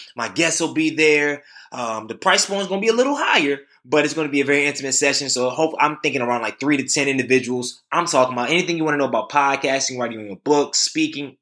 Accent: Durham, North Carolina, United States; my hometown

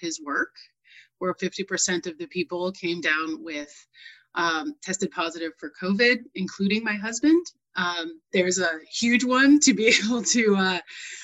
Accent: New England, United States; I grew up in New England, where I was a graduating class of 35

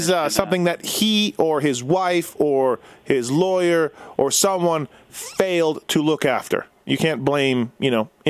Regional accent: Canada; moved away as an adult; now in United States; being Canadian and having mm-hmm. work visas and then being getting married and having green cards.

